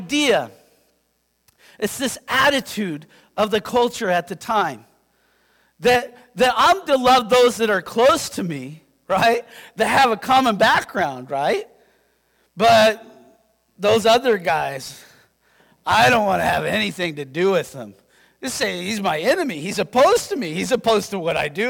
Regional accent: Yakima, Washington, United States; I'm from Yakima.

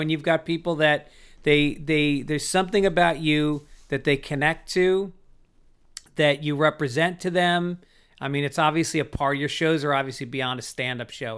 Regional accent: New York City, New York, United States; I'm from New York

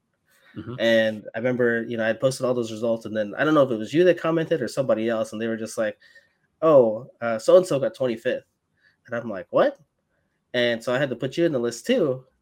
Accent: Alaska, United States; now in Arizona, United States; I'm me being from Alaska, like that was one of the points, big points for me, like coming down to Arizona.

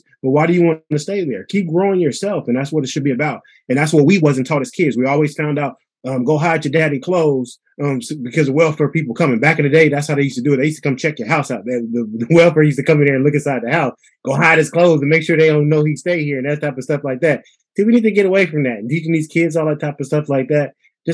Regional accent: Pittsburgh, United States; we grew up in Pittsburgh.

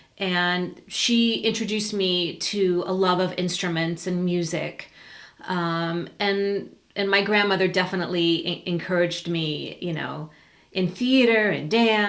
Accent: Los Angeles, California, United States; now in Big Sur, United States; Born and raised in Los Angeles.

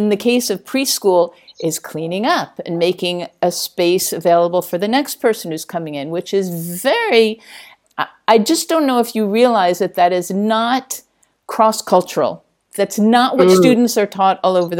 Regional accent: United States; now in Spain; I'm American

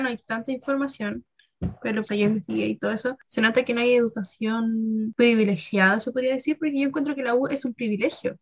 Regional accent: Chile; nosotros como chilenos decimos que nuestra calidad de vida es mala

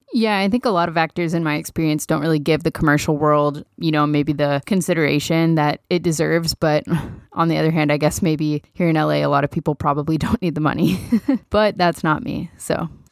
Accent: Dallas, Texas, United States; moved away; I'm from Dallas.

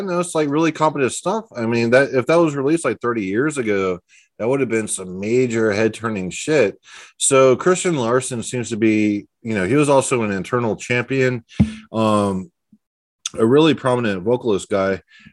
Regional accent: Texas, United States; we're both from Texas

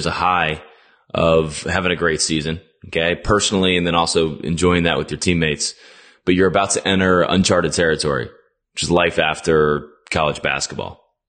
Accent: Virginia, United States; also born or lived in Miami; So we're from Virginia.

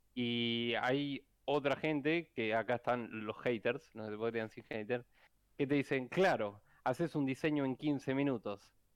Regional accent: Rosario, Santa Fe, Argentina; algunos programadores somos acá de Rosario

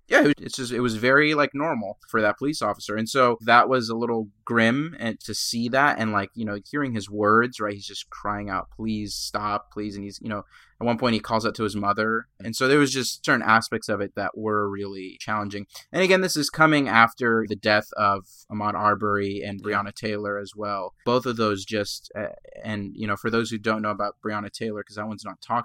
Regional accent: Egypt; born there; moved away; I'm a person of color. I was an immigrant. I was born in Egypt, but I'm not black.

